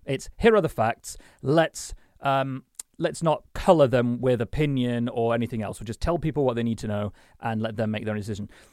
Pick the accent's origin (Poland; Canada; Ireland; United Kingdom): United Kingdom; Sheffield, Yorkshire and the Humber; I was born in Sheffield, so it's a great opportunity to talk about the place I was born.